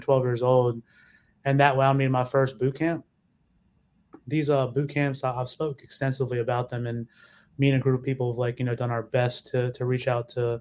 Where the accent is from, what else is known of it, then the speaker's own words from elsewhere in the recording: Mississippi, United States; moving down south to Mississippi. My father took the family down there